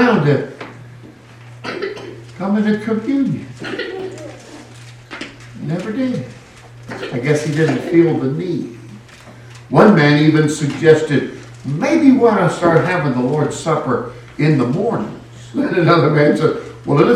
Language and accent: English; California, United States; I hail from California